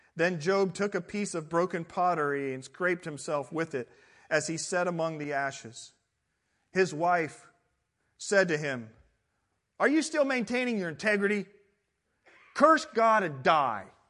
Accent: Midwest, United States; now in Southern California, United States; I come from the Midwest

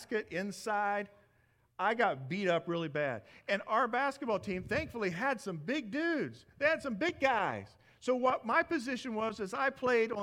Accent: Midwest, United States; moved away; I come from the Midwest

